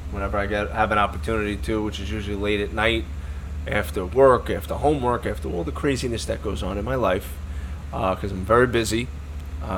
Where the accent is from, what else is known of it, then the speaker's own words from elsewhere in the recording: New York City, New York, United States; we grew up together in Brooklyn